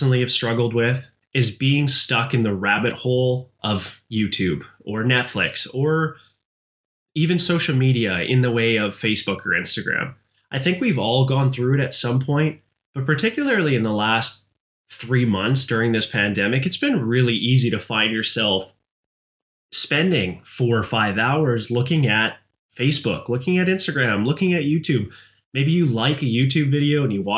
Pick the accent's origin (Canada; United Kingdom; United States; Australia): Canada